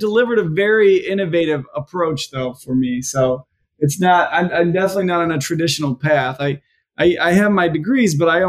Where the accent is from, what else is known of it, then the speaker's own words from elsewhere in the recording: Traverse City, Michigan, United States; I was born and raised in the Traverse City area, so we're right down the road from each other.